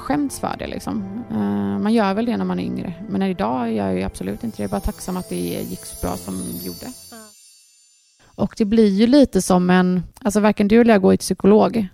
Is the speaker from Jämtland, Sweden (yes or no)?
no; Gothenburg, Västra Götaland, Sweden; vi är uppvuxna här ute i Torslanda.